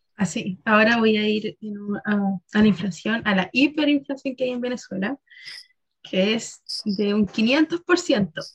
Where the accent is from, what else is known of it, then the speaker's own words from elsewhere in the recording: Chile; nosotros como chilenos decimos que nuestra calidad de vida es mala